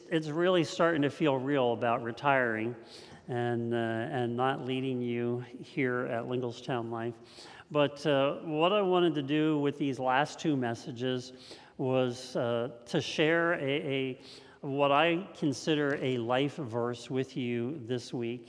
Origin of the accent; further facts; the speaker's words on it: Lewistown, Pennsylvania, United States; also born or lived in Juniata County, Pennsylvania; I had grown up in Lewistown, and when I grew up in Lewistown